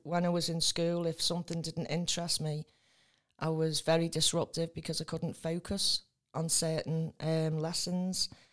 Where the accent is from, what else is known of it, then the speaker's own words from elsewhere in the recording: Spital, North West England, United Kingdom; also born or lived in Tranmere / Rock Ferry; I grew up in Spittal